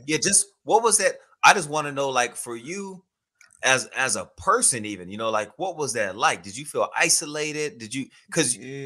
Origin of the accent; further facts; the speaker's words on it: Houston, Texas, United States; I grew up in Houston, Texas